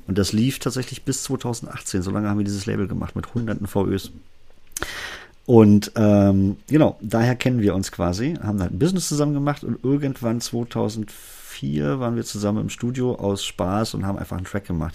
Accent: Berlin, Germany; accent: Berliner Dialekt; meinen Berliner Dialekt

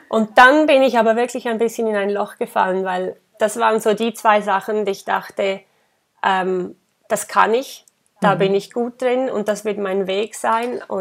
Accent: Graubünden, Switzerland; Ich bin ähm, im Engadin geboren und aufgewachsen

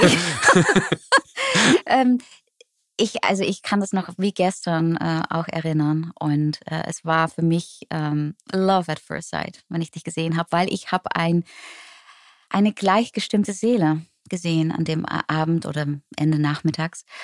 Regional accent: Netherlands; German is a second language; now in Germany; plötzlich als Holländerin in Deutschland zu wohnen, obwohl, ja, äh, eigentlich crazy.

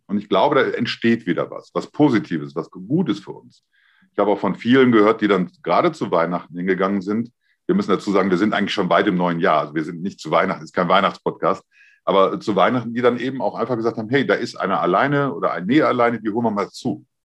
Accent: Germany; ich bin ja ein Deutscher

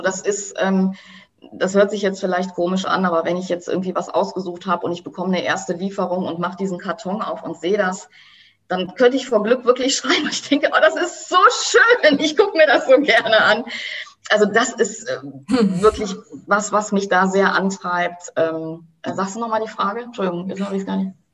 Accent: Germany; bei uns in Deutschland

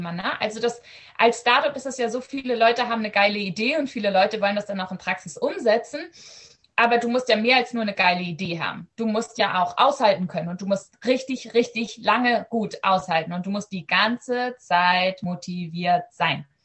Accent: Germany; Ich bin in Deutschland aufgewachsen. Mein Akzent ist äh, vielleicht auch erschreckend nicht vorhanden.

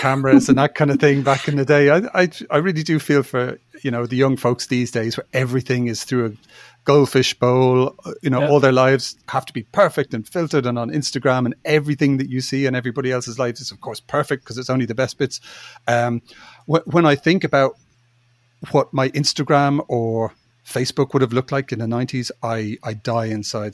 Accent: Ireland; moved away as an adult; also born or lived in United Kingdom; I'm from Ireland and you know but I'm an Irish citizen

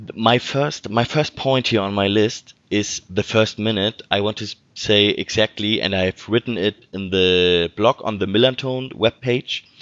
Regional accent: Hamburg, Germany; English is a second language; I'm from Hamburg. I was born here

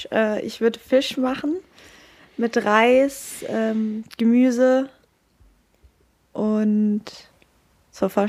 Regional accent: Freiburg, Baden-Württemberg, Germany; Ja, ich bin quasi das kleine Urgestein noch von jung auf.

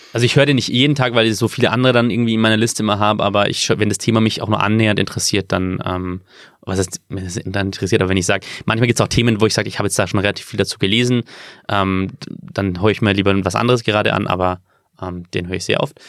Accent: Bavaria, Germany; wenn man in, in Bayern aufgewachsen ist wie ich

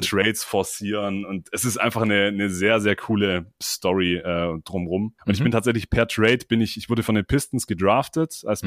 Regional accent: near Stuttgart, Swabia, Baden-Württemberg, Germany; komme aus der Nähe von Stuttgart, Schwaben Represent.

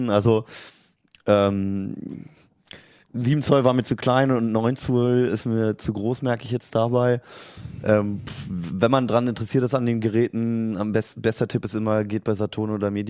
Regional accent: Berlin, Germany; also ich bin in Berlin aufgewachsen, da gibt es noch im Ostteil, gibt es an manchen so Häuserwänden so, so Arbeiterbilder

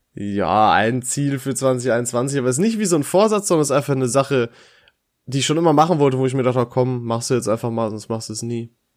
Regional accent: Dorsten, North Rhine-Westphalia, Germany; in meiner Heimat in Dorsten

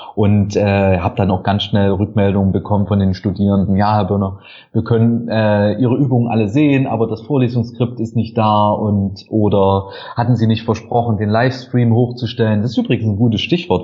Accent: Saxony, Germany; moved away as an adult; also born or lived in Halle an der Saale / Lübeck / Zürich; Ich komme aus Sachsen

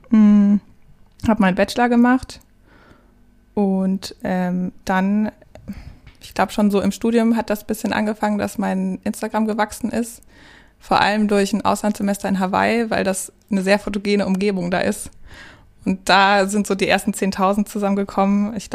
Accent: Baden-Württemberg, Germany; moved away as an adult; now in Cologne, Germany; Mm, also ich bin Schwabe. Ich bin im Schwabenländle groß geworden und ähm, dann äh, nach dem Abi nach Köln gezogen.

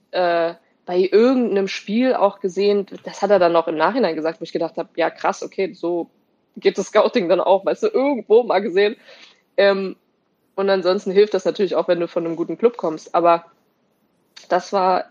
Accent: Germany; moved away; also born or lived in Wolfsburg / Potsdam; als Deutsche

